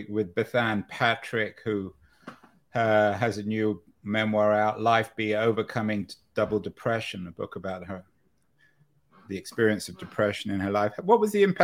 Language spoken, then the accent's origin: English; England, United Kingdom; I'm from England too